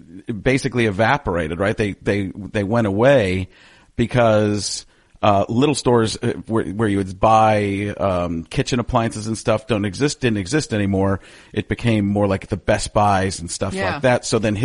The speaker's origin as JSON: {"language": "English", "town": "Waukesha", "region": "Wisconsin", "country": "United States", "tie": "born or raised there", "also_born_or_lived": "Elmwood Park, Illinois", "said": "I was born in Elmwood Park, Illinois. I was actually born in Cook County, Chicago area. And then when I was four, we moved here for his job or there for his job to the Waukesha area."}